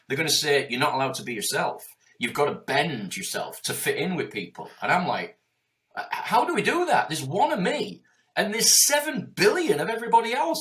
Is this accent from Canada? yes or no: no; Yorkshire and the Humber, United Kingdom; I'm from Yorkshire.